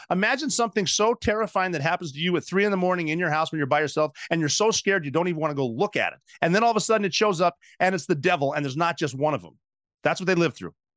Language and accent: English; Butte, Montana, United States; my hometown of Butte, Montana